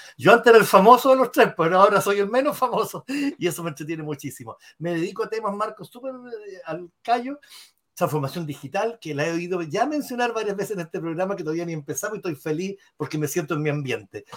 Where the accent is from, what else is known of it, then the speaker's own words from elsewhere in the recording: Chile; also born or lived in Rochester, New York, United States; soy publicista, soy chileno